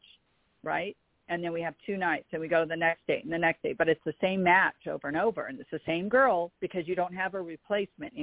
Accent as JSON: {"language": "English", "town": "Los Angeles", "region": "California", "country": "United States", "tie": "born or raised there", "said": "I was born and raised in Los Angeles, California"}